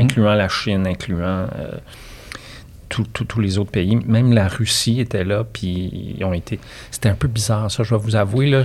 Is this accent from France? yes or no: no; La Tuque, Quebec, Canada; moved away; also born or lived in Montreal; je viens de Latuc